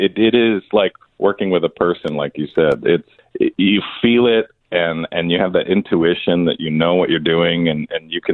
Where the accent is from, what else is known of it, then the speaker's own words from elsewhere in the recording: Ventura, California, United States; I've been a lifer here in Ventura. I was born here